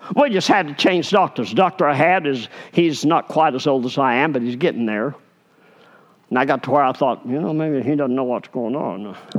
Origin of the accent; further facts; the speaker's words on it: Arkansas, United States; I'm from Arkansas